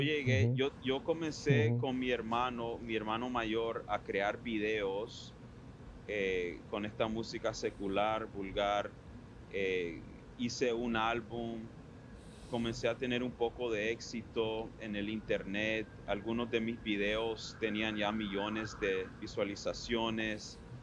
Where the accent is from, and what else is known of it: Miami, Florida, United States; born or raised there; also born or lived in Ann Arbor, Michigan / Weston, Florida